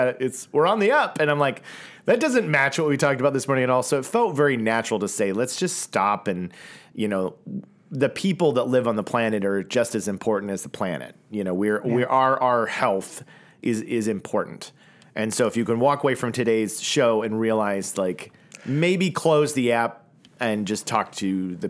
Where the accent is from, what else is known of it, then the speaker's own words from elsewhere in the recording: Tulsa, Oklahoma, United States; now in Los Angeles, United States; Look, man, I grew up in Tulsa, Oklahoma, and my ability to connect with people from other parts of the world was pretty small as a child in the 80s and 90s.